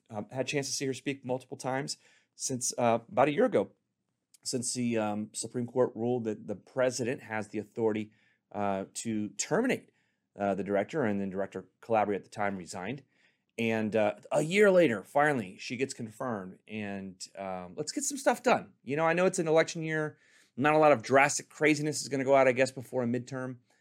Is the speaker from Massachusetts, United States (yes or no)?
no; Richardson, Texas, United States; now in Corona, United States; I'm from Texas